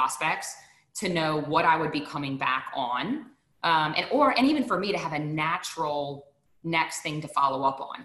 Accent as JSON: {"language": "English", "region": "Deep South", "country": "United States", "said": "I'm from the Deep South."}